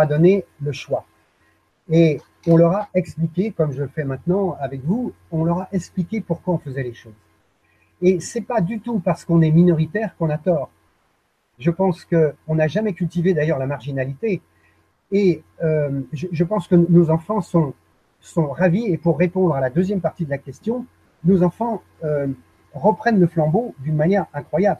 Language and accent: French; Paris, Île-de-France, France; moved away as an adult; je suis né à Paris